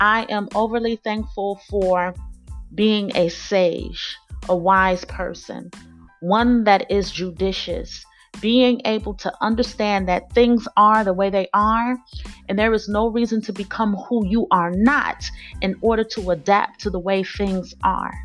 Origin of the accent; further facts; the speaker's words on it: Miami, Florida, United States; my hometown